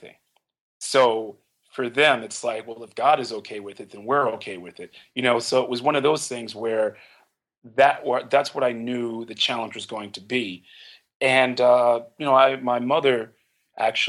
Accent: Philadelphia, Pennsylvania, United States; I grew up in Philadelphia

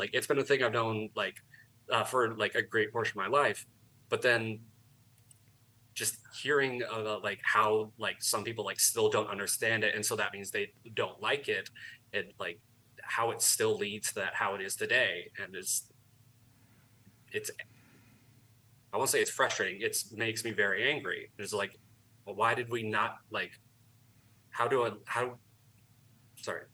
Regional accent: Tucson, Arizona, United States; also born or lived in Texas; I was born in Texas, but then I've lived in Arizona since I was like 1 year old. I have lived in Tucson for the majority of my life

